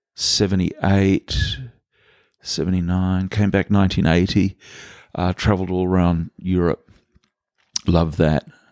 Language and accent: English; Vancouver, British Columbia, Canada; now in Muriwai, New Zealand; since I was a little kid growing up in Canada